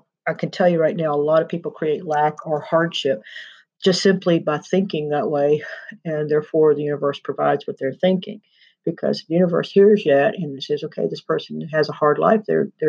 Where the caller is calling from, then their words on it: Pike Creek, Texas, United States; I'm recording from the Deer Creek Sanctuary in Pike Creek, Texas.